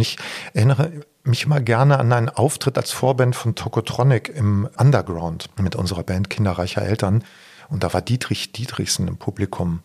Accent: Odenthal, North Rhine-Westphalia, Germany; meinem Heimatdorf Voßwinkel, Vosswinkel

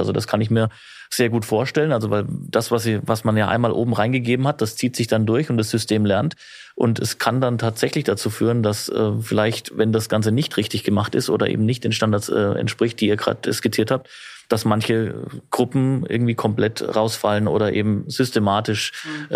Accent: Germany; im Land bei uns in Deutschland

